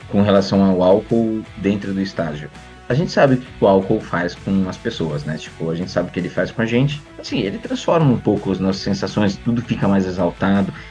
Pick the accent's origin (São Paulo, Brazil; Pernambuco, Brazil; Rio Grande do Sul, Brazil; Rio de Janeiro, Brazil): São Paulo, Brazil; paulista e paulistano eu não escolhi, né? Mas São Paulino